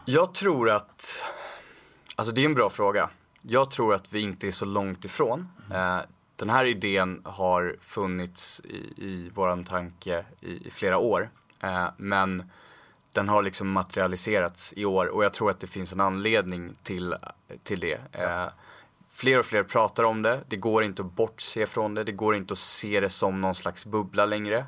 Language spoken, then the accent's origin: Swedish; Stockholm, Stockholm County, Sweden; född och uppvuxen i Stockholm